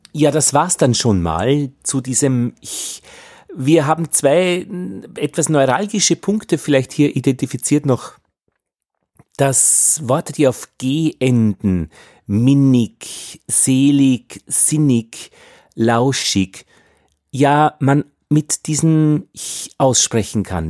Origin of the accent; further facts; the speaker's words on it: Austria; als Österreicher